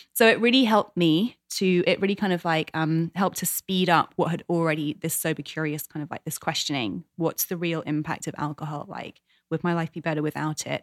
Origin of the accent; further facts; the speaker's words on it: England, United Kingdom; moved away as an adult; now in United States; my hometown, my homeland, 'cause there's so much that I love about England and British culture